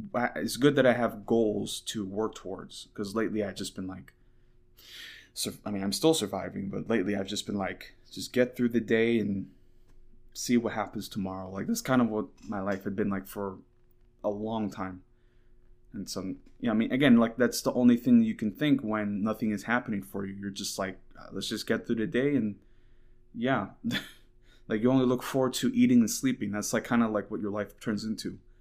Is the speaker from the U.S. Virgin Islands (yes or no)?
yes; Saint Croix, U.S. Virgin Islands; also born or lived in Katy, Texas; now in Huntsville, United States; I got uprooted from my hometown in Saint Croix. I was living in Saint Croix and I got uprooted